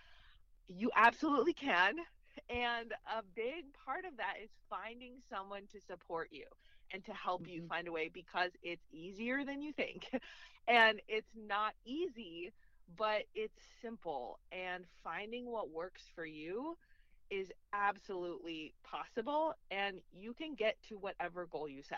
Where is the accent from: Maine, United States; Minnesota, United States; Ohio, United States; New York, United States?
Minnesota, United States; moved away as an adult; now in Kansas, United States; Yes, I'm from Minnesota, so born and raised in Minnesota.